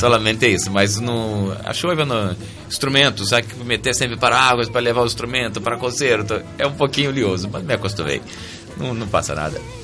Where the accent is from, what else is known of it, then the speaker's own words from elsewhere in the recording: Niterói, Rio de Janeiro, Brazil; moved away as an adult; now in Santiago de Compostela, Spain; minha terra, em Niterói, é, onde vivi toda a minha, minha história musical.